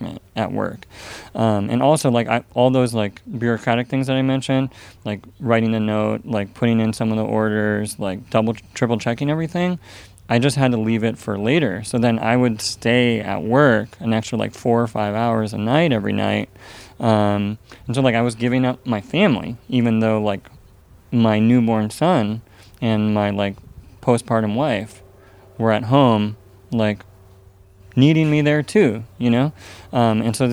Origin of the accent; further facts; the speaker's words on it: Fremont, California, United States; I grew up in Alameda County, Union City, Fremont, Hayward, went to Moreau Catholic High School on Mission Boulevard in Hayward.